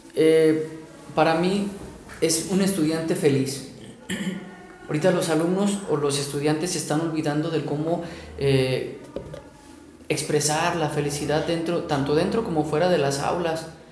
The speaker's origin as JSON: {"language": "Spanish", "country": "Mexico", "said": "nosotros como mexicanos. Los mexicanos somos creativos por naturaleza."}